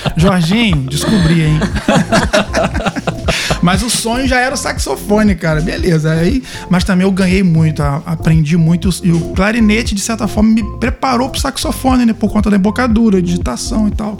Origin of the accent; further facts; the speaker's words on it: Cambuci, Rio de Janeiro, Brazil; Eu sou de Cambuci interior do estado do Rio de Janeiro